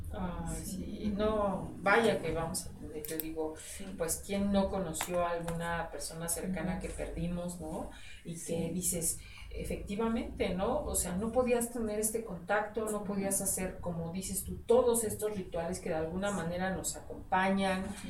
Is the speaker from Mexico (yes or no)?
yes; Mexico; nosotros como mexicanos